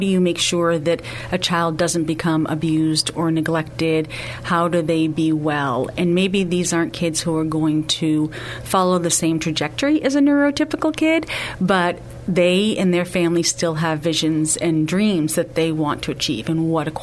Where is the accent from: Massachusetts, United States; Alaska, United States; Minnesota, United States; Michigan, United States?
Massachusetts, United States; Lynn; moved away as an adult; also born or lived in New York; now in San Antonio, United States; I am from actually a town called Lynn, Massachusetts